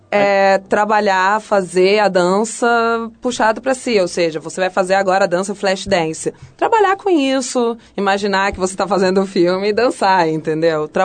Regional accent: Mexico; Eu sou mexicana, mas o pai do meu pai é francês, e francês com inglês.

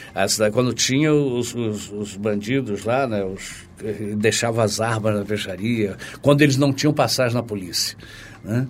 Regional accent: Campos dos Goytacazes, Rio de Janeiro, Brazil; moved away as an adult; now in Rio de Janeiro, Brazil; é um peixe muito próprio da minha terra que é Campos

